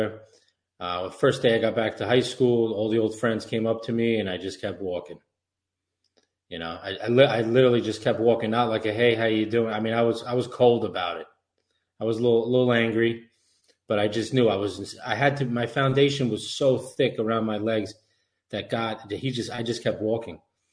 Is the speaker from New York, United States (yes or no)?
yes; Suffolk County, New York, United States; Growing up in Suffolk County, good family, good neighborhood